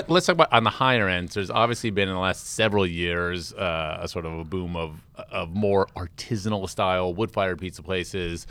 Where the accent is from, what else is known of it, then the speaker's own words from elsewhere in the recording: Washington, District of Columbia, United States; now in New York, United States; I'm from Washington, D C